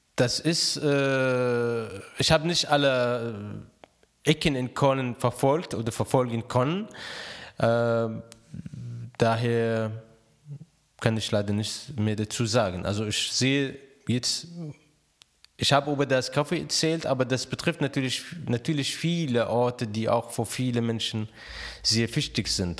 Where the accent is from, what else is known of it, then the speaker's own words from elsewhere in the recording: Raqqa, Raqqa Governorate, Syria; German is a second language; moved away as an adult; also born or lived in Alexandria, Egypt; now in Cologne, Germany; ich bin in Raqqa geboren, also Raqqa liegt am, äh, Euphrat direkt